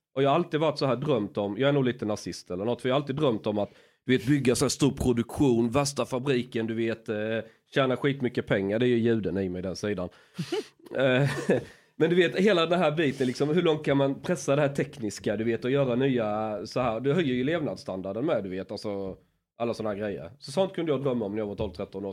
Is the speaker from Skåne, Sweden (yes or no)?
yes; Skåne, Sweden; när jag är skåning